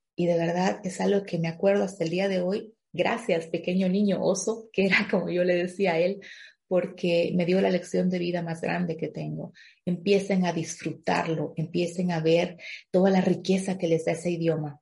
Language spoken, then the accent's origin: Spanish; La Paz, Bolivia; moved away as an adult; also born or lived in Stuttgart, Germany; now in Germany; Yo viví ese duelo migratorio en mi país, Bolivia antes de llegar a Alemania